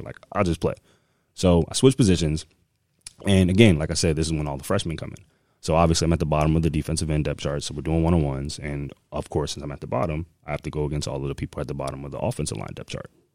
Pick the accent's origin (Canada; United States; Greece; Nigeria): United States; Connecticut; moved away; also born or lived in Maryland; I'm actually from Connecticut, um, born and raised